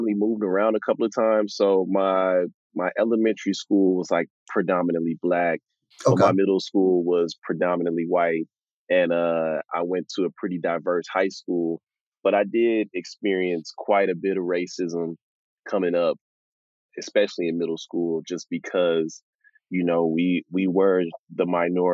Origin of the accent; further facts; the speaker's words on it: Houston, Texas, United States; growing up in Texas